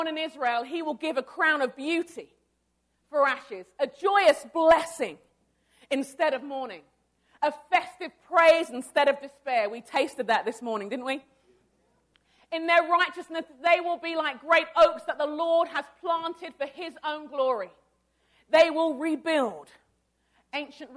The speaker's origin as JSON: {"language": "English", "region": "London", "country": "United Kingdom", "tie": "born or raised there", "moved": "as an adult", "lives_now": "Arden Hills, United States", "said": "I was born in London. I was born in London, England. My parents are Nigerian, and I moved here with my husband about 10 years ago."}